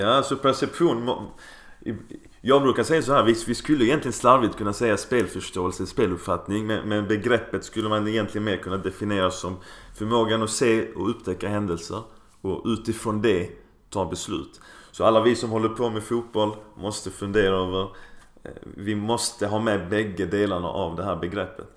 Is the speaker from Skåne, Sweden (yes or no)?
yes; Skåne, Sweden; Vi är ju bortskämda med det i Skåne